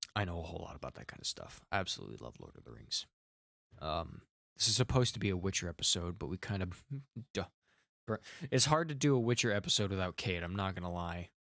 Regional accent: Wisconsin, United States; I'm from Wisconsin

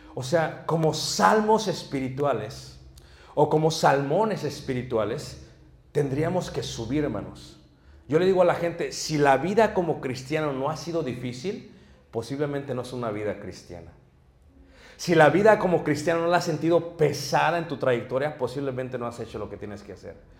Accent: Mexico City, Mexico; now in Michigan, United States; me crié en Ciudad de México en un ambiente muy pesado.

